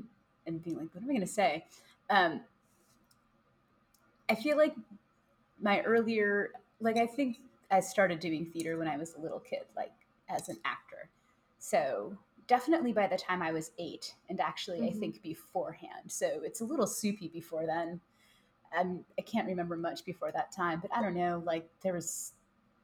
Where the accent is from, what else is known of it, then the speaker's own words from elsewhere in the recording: Chicago, Illinois, United States; that's where I grew up the whole time. That's where I live now.